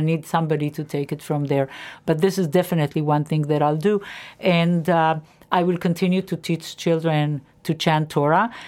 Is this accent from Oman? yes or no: no; Israel; moved away; I grew up in Israel, and I went to a public school in Israel